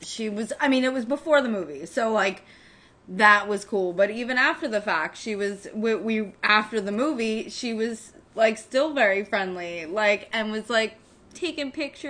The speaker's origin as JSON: {"language": "English", "country": "United States", "said": "maybe it's because we're American."}